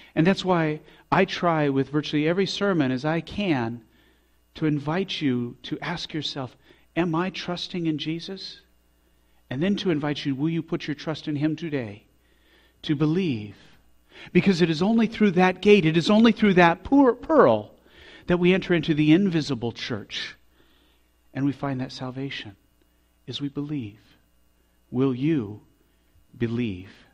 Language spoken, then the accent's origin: English; Colorado Springs, Colorado, United States; we grew up in Colorado Springs, and all our life we've said that Colorado Springs is the most beautiful place